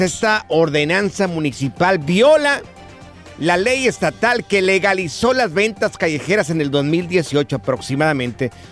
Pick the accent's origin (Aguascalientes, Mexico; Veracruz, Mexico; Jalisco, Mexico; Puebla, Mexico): Jalisco, Mexico; somos los dos, somos del estado de Jalisco